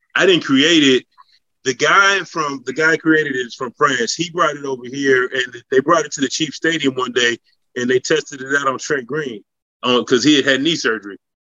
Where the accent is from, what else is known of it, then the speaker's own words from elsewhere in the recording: West Coast, United States; moved away; I'm from the West Coast